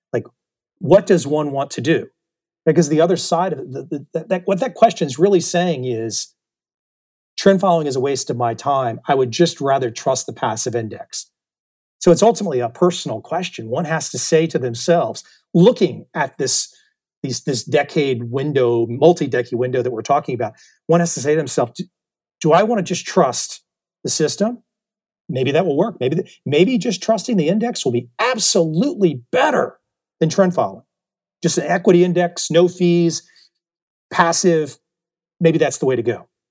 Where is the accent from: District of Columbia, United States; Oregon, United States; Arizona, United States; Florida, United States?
District of Columbia, United States; Washington; moved away as an adult; now in Saigon, Vietnam; I grew up in the Washington, D C area